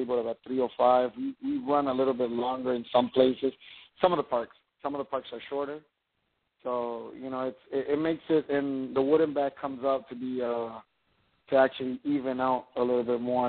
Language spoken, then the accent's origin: English; Puerto Rico; I'm from Puerto Rico.